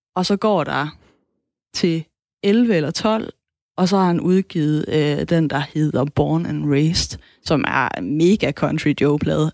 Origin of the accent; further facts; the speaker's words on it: Southern Jutland, Southern Denmark, Denmark; accent: Sønderjysk (South Jutlandic); first language South Jutlandic; Sønderjysk er mit modersmål